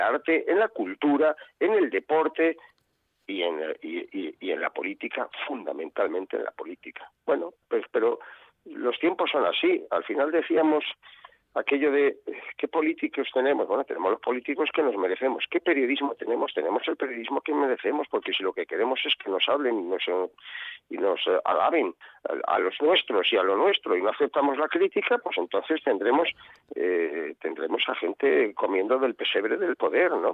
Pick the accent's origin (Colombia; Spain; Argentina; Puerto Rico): Spain; Valladolid, Castile and León; En Valladolid se come muy bien, está, está mal que yo lo diga, porque parece que estoy tirando para mi tierra